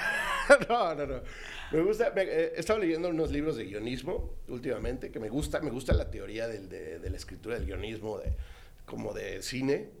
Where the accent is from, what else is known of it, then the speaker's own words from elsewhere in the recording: Celaya, Guanajuato, Mexico; moved away as an adult; also born or lived in Mexico City; yo viví en Celaya hasta los 18, me fui, estaba en la Ciudad de México, venía los fines de semana, pues, pues claro, venía a casa de mis papás